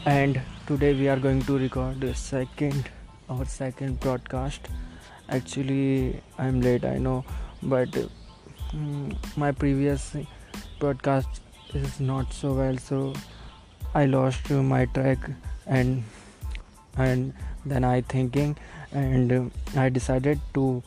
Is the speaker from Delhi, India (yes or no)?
yes; Delhi, India; English is a second language; moved away as an adult; now in Hyderabad, India; I'm from Delhi. Actually I used to live there. I am currently studying in Hyderabad and uh, my English is not so good